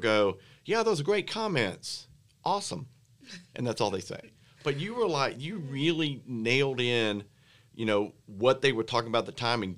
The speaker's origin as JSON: {"language": "English", "region": "Alabama", "country": "United States", "said": "I'm from here"}